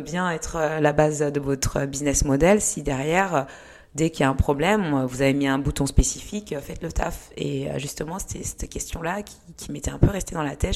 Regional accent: Lyon, Auvergne-Rhône-Alpes, France; also born or lived in Rwanda / Kenya; je suis née au Rwanda et je suis arrivée en France, j'avais 8 ans, donc euh, deux ans après le génocide euh, en 94. Et j'ai grandi à Lyon jusqu'à ma thèse.

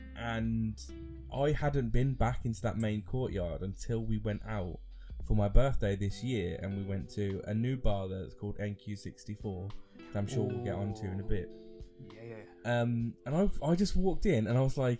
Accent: London, United Kingdom; I'm a Londoner

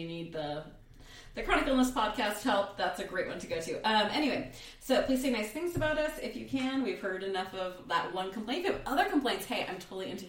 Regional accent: United States

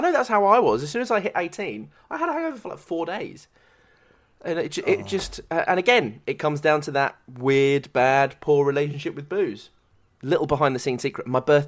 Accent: United Kingdom; if people are getting pissed up because we're British, we always just go a bit too hard

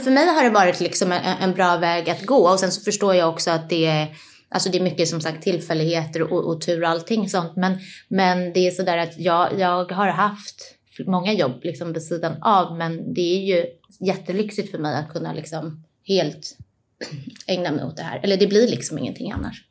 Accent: Stockholm, Stockholm County, Sweden; also born or lived in Nacka; jag är född och uppvuxen i Stockholm. Eh, ja. Jag är på Södermalm då för att vara exakt

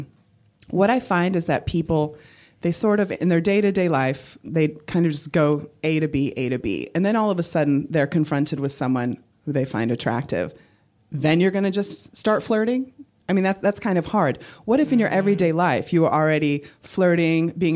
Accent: United States; accent: American; moved away as an adult; now in London, United Kingdom; I've actually been in London for 19 years. I feel I must say this before you judge me for my American accent

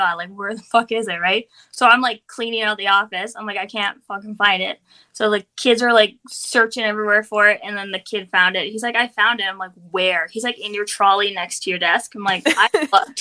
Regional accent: Alberta, Canada; am from Alberta, Canada

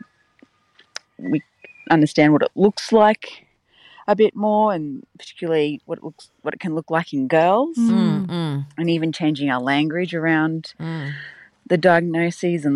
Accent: Brisbane, Queensland, Australia; I'm from Brisbane.

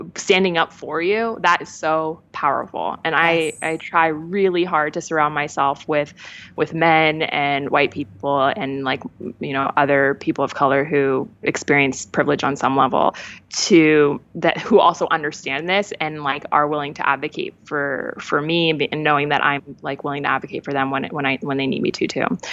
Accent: Los Angeles, California, United States; I'm from LA.

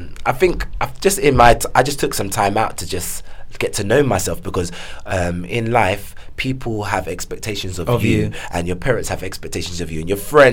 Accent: London, United Kingdom; Yeah, I grew up in South East London. I still live in South East London.

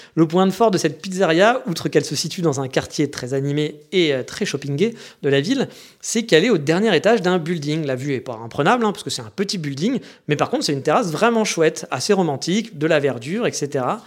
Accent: France; moved away as an adult; also born or lived in Japan; Je savais pas que j'étais français

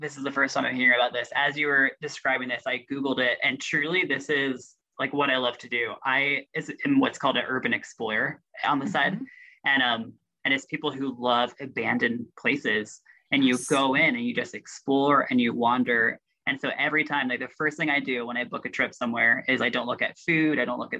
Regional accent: Russia; now in Washington, D.C., United States; So once I grew up in Russia, I came to the United States and moved to Washington, D.C., a city that I still live in.

